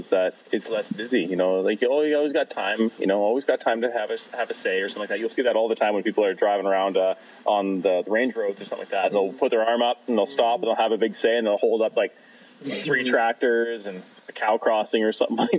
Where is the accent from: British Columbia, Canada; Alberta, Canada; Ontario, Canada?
Alberta, Canada; Grimshaw; I grew up in Grimshaw, 2,600 people.